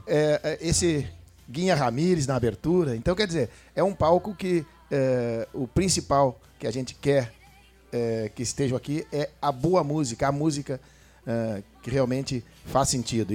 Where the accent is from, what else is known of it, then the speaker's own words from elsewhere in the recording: Barra do Ribeiro, Rio Grande do Sul, Brazil; somos da Barra do Ribeiro